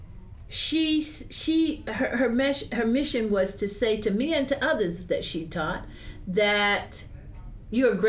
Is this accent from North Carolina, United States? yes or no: yes; Wilson, North Carolina, United States; also born or lived in Ann Arbor, Michigan; I grew up in Eastern North Carolina, so I'm a very gracious and polite and respectful person to my elders